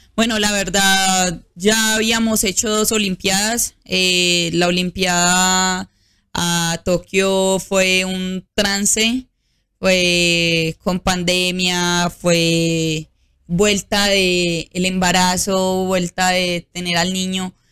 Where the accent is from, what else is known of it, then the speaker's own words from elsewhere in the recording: Antioquia, Colombia; mi pueblo